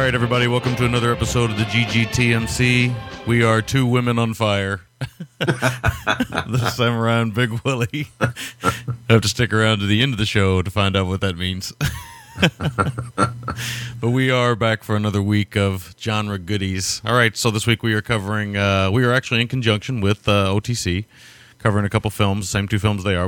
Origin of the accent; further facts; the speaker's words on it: United States; being an American